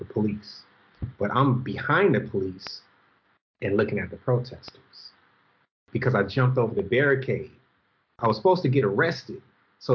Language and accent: English; Los Angeles, California, United States; I grew up in South Central Los Angeles